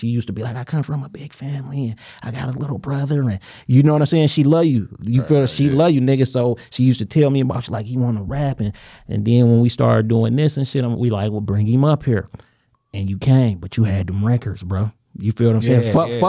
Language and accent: English; United States; I'm an American nigga.